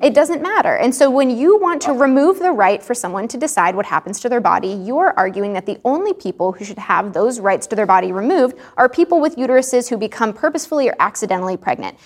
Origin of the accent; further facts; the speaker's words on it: Texas, United States; I grew up in Texas